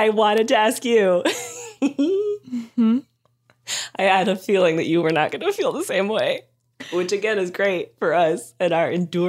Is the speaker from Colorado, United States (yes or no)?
yes; Colorado, United States; I'm from Colorado.